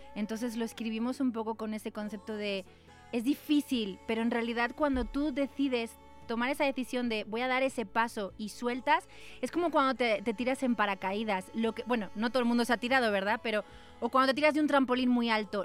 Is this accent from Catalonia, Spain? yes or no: no; Valencia, Valencian Community, Spain; moved away; Nací en Valencia